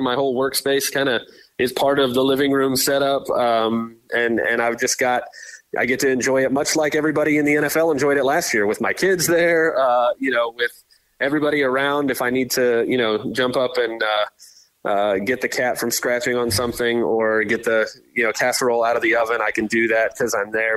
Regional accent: Tampa, Florida, United States; We grew up in Tampa here, so we're Bucks fans

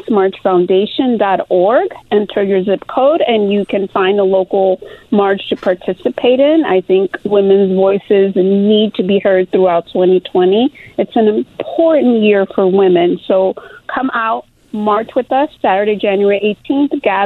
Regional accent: Chicago, Illinois, United States; born or raised there; moved away as an adult; also born or lived in Mexico; now in Los Angeles, United States

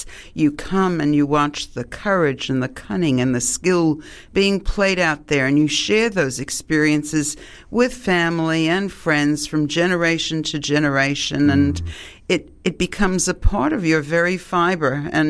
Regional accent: Long Beach, New York, United States; moved away as an adult; also born or lived in Manhattan, New York; now in Australia; I went to West School and then Lido Beach Junior High and then Long Beach High School. And that's where I grew up. I arrived in Long Beach when I was a year old. I was born in Manhattan, and that was as a consequence of my parents coming from Austro-Hungary

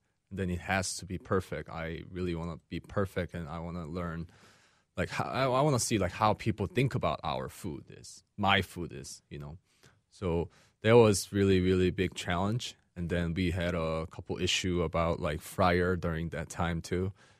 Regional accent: Seattle, Washington, United States; moved away as an adult; Then I was going to go back to Seattle. I'm from Seattle, Washington.

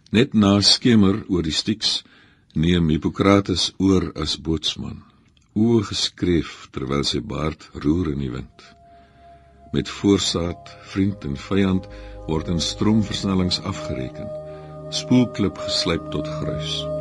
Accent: Namibia; Ek kom uit Namibië

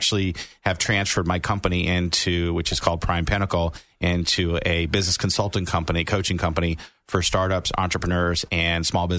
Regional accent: Cocoa Beach, Florida, United States; also born or lived in Miami, Florida; I'm actually originally born in Miami, Florida, and raised in Cocoa Beach area.

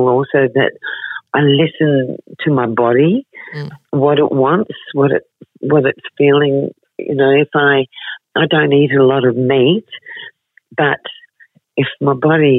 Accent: Adelaide, South Australia, Australia; I was born in Adelaide

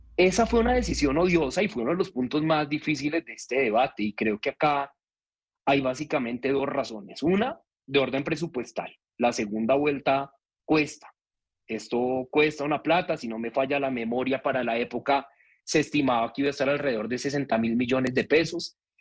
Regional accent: Bogotá, Colombia; como ciudadano bogotano

